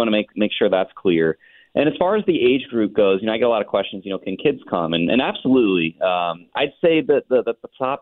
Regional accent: Cincinnati, Ohio, United States; I actually grew up in Southern Ohio myself. I'm a Cincinnatian.

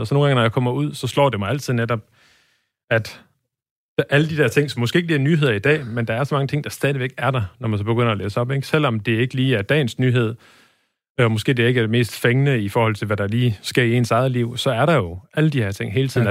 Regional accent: Birkelse, North Denmark Region, Denmark; now in Aarhus, Denmark; jeg kommer fra en meget lille by, der hedder Birkelse, som ja. ligger midt imellem øh, Aalborg og Blokhus

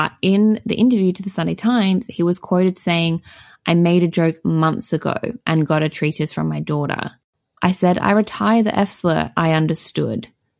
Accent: Boston, Massachusetts, United States; since I was growing up in Boston and as a child heard the word F used on the street before I knew what it even referred to.

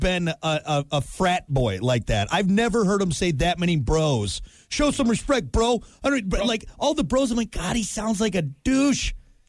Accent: New York City, New York, United States; I'm like this because I'm from New York. I'm a New Yorker.

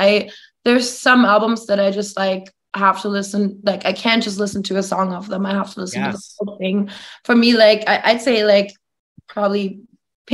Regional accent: Germany; moved away as an adult; now in Los Angeles, United States; I'm from Germany. I was born and raised there. I moved to LA at 19.

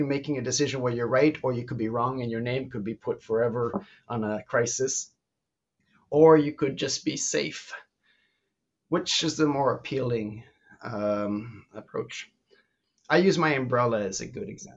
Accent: Canada; now in Belgium; I'm originally Canadian, living in Belgium for the last 40 years

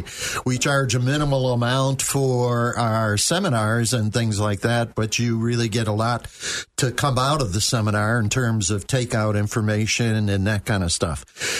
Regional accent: Attica, New York, United States; I grew up in Attica, New York

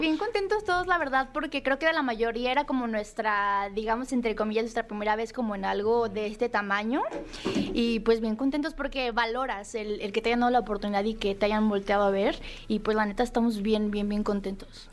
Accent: Nayarit, Mexico; Yo soy Nayarit, yo soy Nayarita

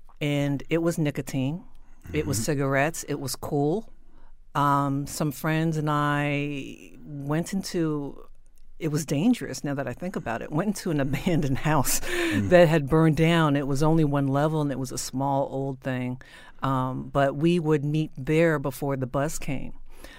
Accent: New Jersey, United States; I was raised in South Jersey after my family had done a lot of moving around, which is what military families do.

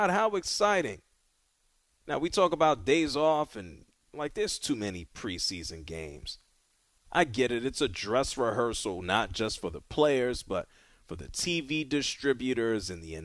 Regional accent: New York City, New York, United States; I grew up in the Bronx

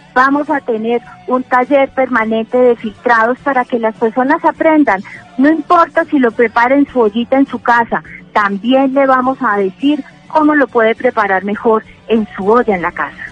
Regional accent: Manizales, Caldas, Colombia; born or raised there

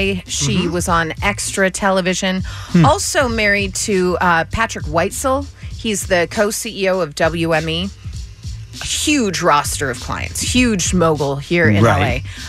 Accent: England, United Kingdom; We've had it explained to us, so it's cool, but we don't really understand it as English people.

